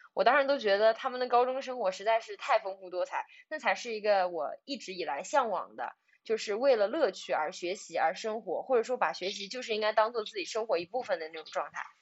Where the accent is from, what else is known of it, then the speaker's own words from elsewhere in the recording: a small town in Zhejiang, China; moved away as an adult; now in Shanghai, China; 我来自浙江的一个小镇